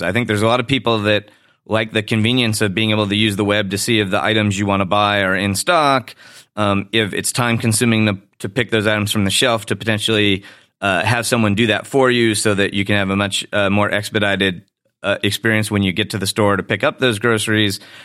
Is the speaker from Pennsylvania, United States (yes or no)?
no; Chicago, Illinois, United States; my hometown of Chicago